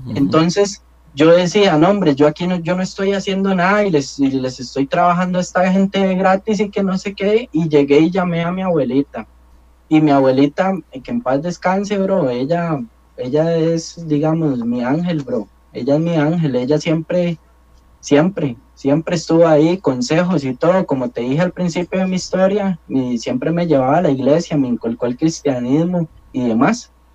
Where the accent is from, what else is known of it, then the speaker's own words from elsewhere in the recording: La León XIII, San José, Costa Rica; crecí en un barrio marginal, muchos lo conocen, yo crecí en la León 13